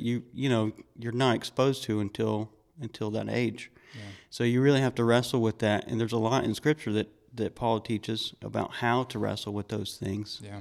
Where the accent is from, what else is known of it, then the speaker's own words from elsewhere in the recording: Georgia, United States; I grew up in Georgia